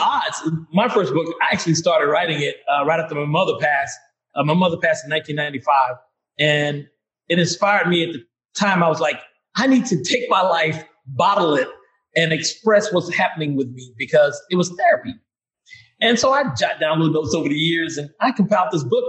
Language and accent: English; Vicksburg, Mississippi, United States; where I was born and raised in Vicksburg, Mississippi